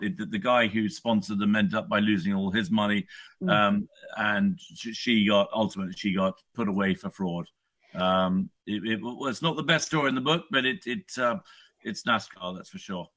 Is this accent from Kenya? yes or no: no; United Kingdom; I'm a Brit. I live in the UK